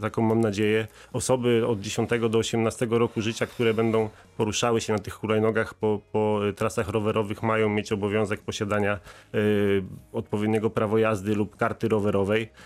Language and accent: Polish; Wrocław, Lower Silesian Voivodeship, Poland; u nas we Wrocławiu